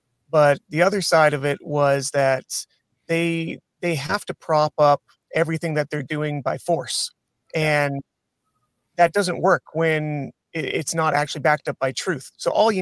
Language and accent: English; Canada; being a Canadian citizen